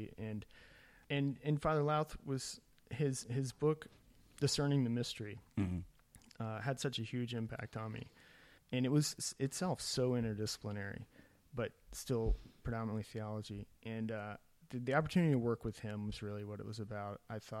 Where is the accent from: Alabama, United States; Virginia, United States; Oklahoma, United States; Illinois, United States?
Alabama, United States; Birmingham; also born or lived in Santa Fe; now in Austin, United States; I'm technically what's called Melkite. Okay. I grew up in Birmingham, Alabama